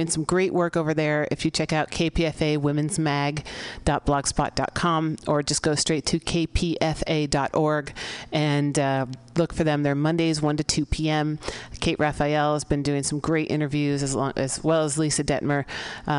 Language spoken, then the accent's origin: English; San Francisco, California, United States; in the Mission District of San Francisco, my hometown